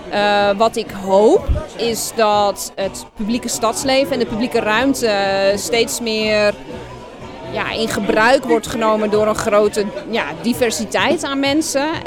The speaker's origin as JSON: {"language": "Dutch", "region": "Utrecht", "country": "Netherlands", "said": "wij als Utrechters"}